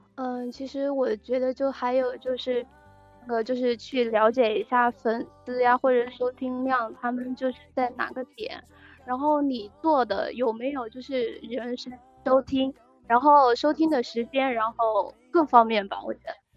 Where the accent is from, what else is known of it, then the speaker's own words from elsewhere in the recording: Chongqing, China; 我讲来自重庆